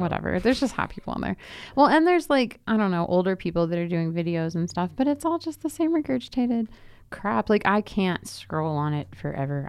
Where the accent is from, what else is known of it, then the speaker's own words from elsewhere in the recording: the South, United States; now in Boulder, United States; I am from the South